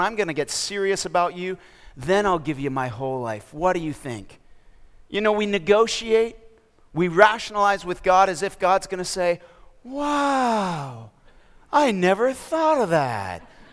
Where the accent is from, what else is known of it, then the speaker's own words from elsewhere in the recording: Toronto, Ontario, Canada; moved away as an adult; also born or lived in Minnesota / mission field abroad; now in Raleigh, United States; I'm from Canada. I was born and raised in Toronto, Ontario, and I did my schooling in Minnesota